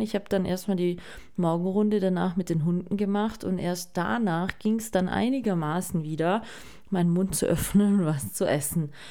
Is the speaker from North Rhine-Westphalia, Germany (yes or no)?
no; Baden-Württemberg, Germany; bei uns in Baden-Württemberg